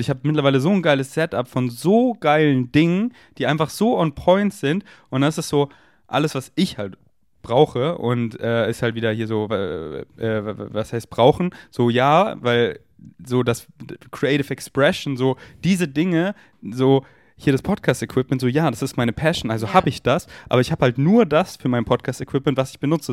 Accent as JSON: {"language": "German", "town": "Munich", "region": "Bavaria", "country": "Germany", "tie": "born or raised there", "moved": "yes", "said": "in München bin, wo ich aufgewachsen bin"}